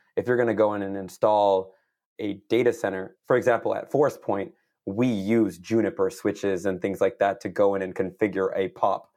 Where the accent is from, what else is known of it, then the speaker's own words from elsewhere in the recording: San Jose, California, United States; I'm born and raised in the Bay Area, so, uh, east side of San Jose